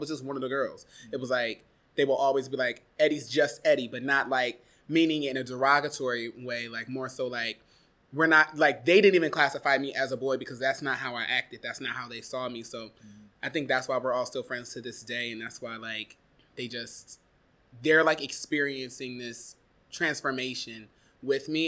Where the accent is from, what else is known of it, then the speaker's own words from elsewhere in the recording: Warrensville Heights, Ohio, United States; moved away as an adult; also born or lived in Eastern Pennsylvania; now in New York, United States; I was born in Cleveland, Ohio. More specifically, a part of the greater Cleveland area, Warrensville Heights, Ohio